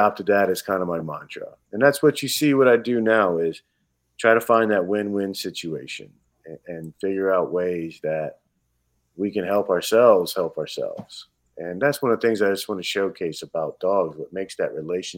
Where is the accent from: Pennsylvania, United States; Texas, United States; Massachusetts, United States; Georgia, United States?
Georgia, United States; now in Wisconsin, United States; I'm a kid from Georgia, so the Georgia Bulldogs, you know, were my team growing up